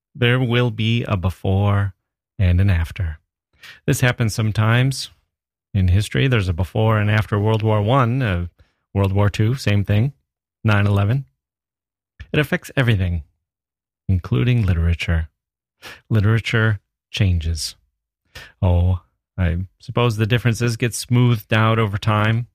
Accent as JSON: {"language": "English", "region": "rural Wisconsin", "country": "United States", "tie": "born or raised there", "moved": "yes", "said": "I'm a guy from Wisconsin originally, rural Wisconsin."}